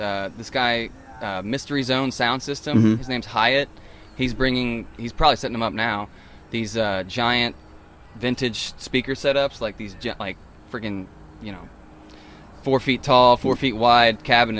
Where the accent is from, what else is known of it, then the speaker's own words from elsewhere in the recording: Cajun, Louisiana, United States; I'm a Cajun boy